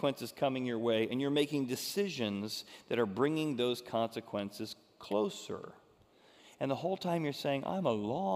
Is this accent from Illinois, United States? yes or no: yes; Groveland, Illinois, United States; I grew up in Groveland, Illinois, where they had horses that you could rent